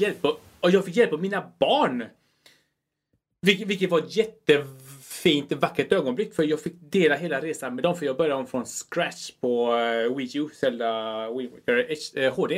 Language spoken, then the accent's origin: Swedish; Chile; moved away; är från eh, Chile